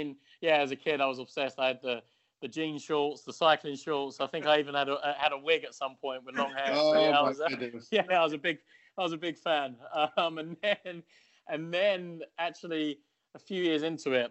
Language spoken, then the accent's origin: English; United Kingdom; being British